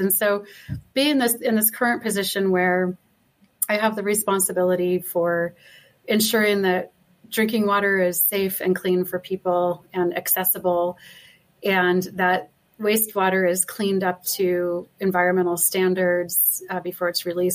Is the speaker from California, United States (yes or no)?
yes; Malibu, California, United States; now in Salt Lake City, United States; So I grew up in Malibu, California, you know, during the summers and on weekends